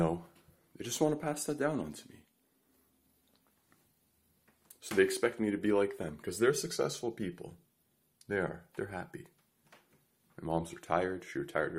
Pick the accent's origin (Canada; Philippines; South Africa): Canada; Montreal, Quebec; I grew up in Canada, Montreal